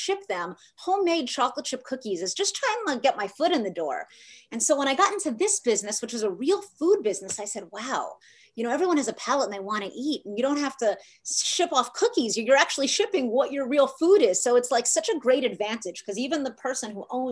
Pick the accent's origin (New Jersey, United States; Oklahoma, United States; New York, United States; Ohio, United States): New York, United States; moved away; I come from New York